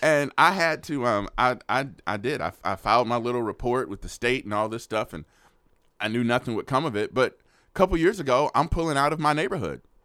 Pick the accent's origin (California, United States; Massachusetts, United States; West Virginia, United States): California, United States; Oakland; now in Austin, United States; I grew up in Oakland where the relationship between the police officers and the citizens, horrible